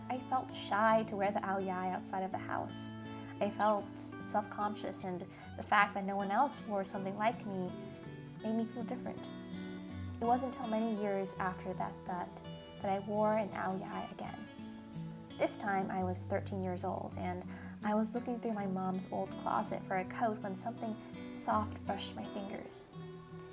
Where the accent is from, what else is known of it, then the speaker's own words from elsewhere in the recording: United States; Growing up in America as a Vietnamese American person